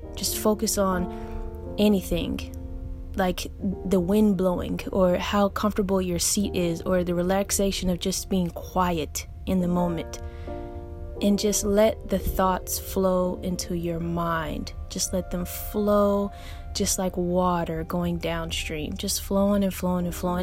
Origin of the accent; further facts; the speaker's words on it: Augusta, Georgia, United States; moved away as an adult; also born or lived in England; now in New York, United States; Yes, I was raised in Augusta, Georgia. Not born, I was born in England actually, but I was raised in a 706 Richmond County, Augusta, Georgia